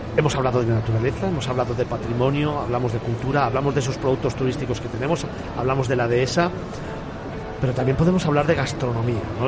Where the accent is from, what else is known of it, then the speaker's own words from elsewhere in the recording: Cáceres, Extremadura, Spain; moved away; por haberme vuelto a acercar a mi tierra